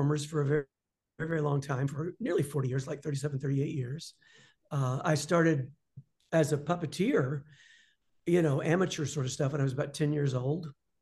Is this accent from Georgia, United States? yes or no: yes; Atlanta, Georgia, United States; moved away as an adult; also born or lived in London; I'm from Atlanta